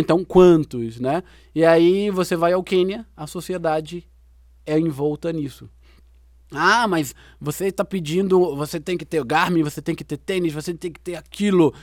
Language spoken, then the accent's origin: Portuguese; Brazil; nossa vida como brasileiro